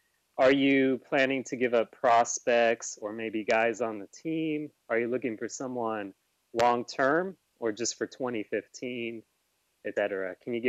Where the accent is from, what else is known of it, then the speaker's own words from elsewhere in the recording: Bay Point, California, United States; from Bay Point.